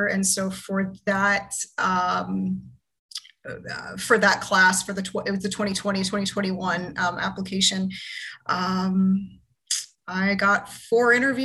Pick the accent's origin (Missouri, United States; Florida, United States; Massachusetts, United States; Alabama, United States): Florida, United States; I'm originally from Florida